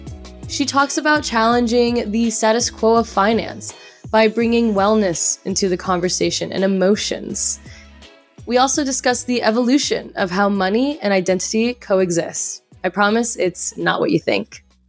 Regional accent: California, United States; also born or lived in Texas; now in New York, United States; I was born and raised in California, then I moved to Texas, and then now I live in New York, and I have a Filipino mom who immigrated from the Philippines to the States, and then, you know, dad from LA.

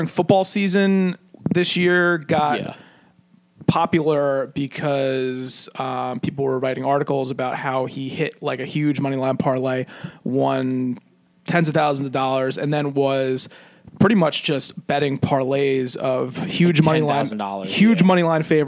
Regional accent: New Jersey, United States; we're more of a New Jersey centralized podcast, just because we're from New Jersey

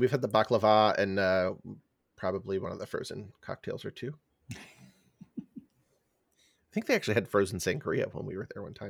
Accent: San Francisco Bay Area, California, United States; as a kid growing up in California, in the San Francisco Bay Area

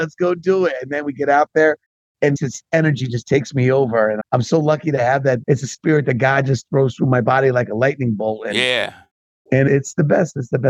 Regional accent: New York area, United States; accent: East Coast

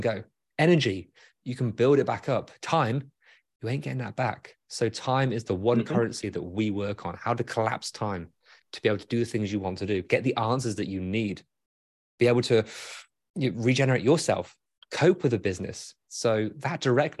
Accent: United Kingdom; accent: British; my British accent

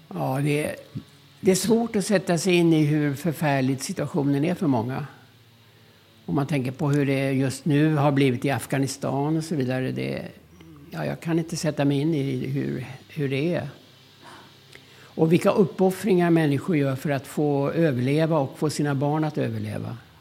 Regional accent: Stockholm, Stockholm County, Sweden; accent: söderslang; Swedish is a second language; also born or lived in Karlovy Vary, Czechoslovakia; mig och många andra barn på Söder

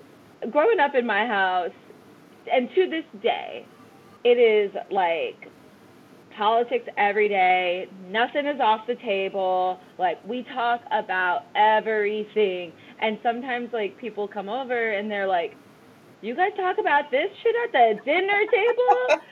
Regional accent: Los Angeles, California, United States; so I'm from Los Angeles. That's where I was born and raised. But my family is obviously not from here. But my dad is Palestinian, born and raised in the Middle East.

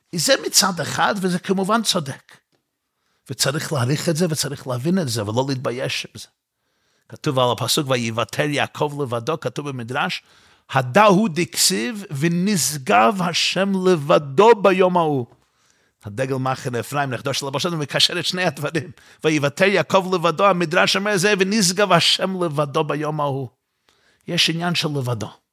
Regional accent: New York City, New York, United States; אני גדלתי באותה שכונה בקרונהייטס וגרתי שמה

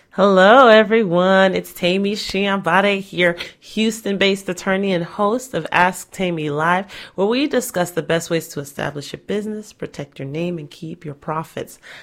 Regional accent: Nigeria; I'm Nigerian

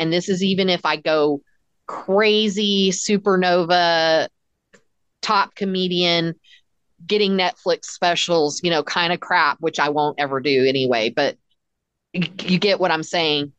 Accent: Texas, United States; I'm very American obviously and super Texan

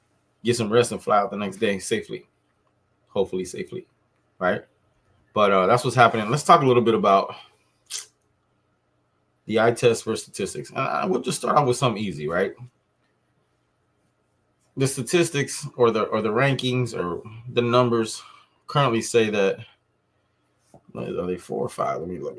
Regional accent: Miami, Florida, United States; I'm from Miami

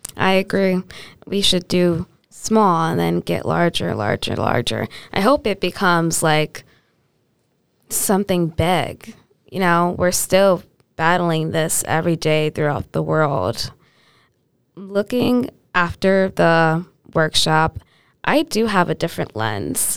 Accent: New Britain, Connecticut, United States; I'm grew up in, I'm growing up in New Britain on the East Side

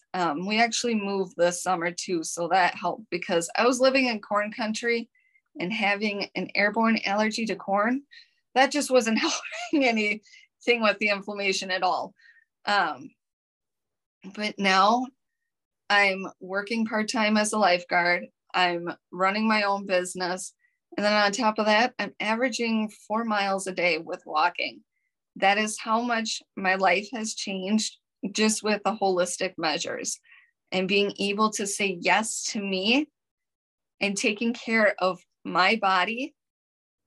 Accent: Minnesota, United States; accent: Minnesotan; I'm from Minnesota. Mm-hmm. And I've been told I've got the Minnesotan accent

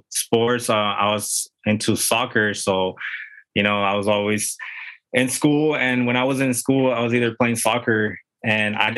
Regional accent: Tijuana, Baja California, Mexico; now in San Diego, United States; I grew up in TJ, which is our neighbor city, pretty much south of the border right here from San Diego.

